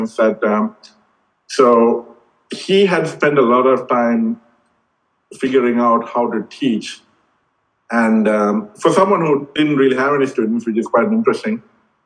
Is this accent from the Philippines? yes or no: no; Sri Lanka; moved away; growing up in Sri Lanka